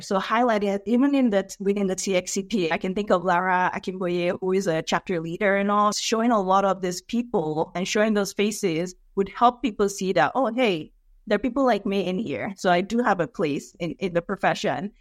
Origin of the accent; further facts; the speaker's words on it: Nigeria; now in United States; I was born and raised in Nigeria